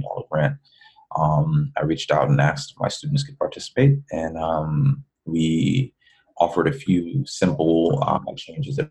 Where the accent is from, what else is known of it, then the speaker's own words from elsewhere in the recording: New York City, New York, United States; moved away as an adult; also born or lived in Ohio; now in Texas, United States; I'm originally a New Yorker. I grew up in the Bronx.